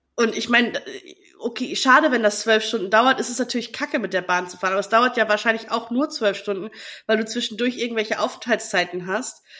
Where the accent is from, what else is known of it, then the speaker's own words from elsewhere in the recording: Friesland, Lower Saxony, Germany; moved away; in Friesland, ähm, also da, wo, wo ich herkomme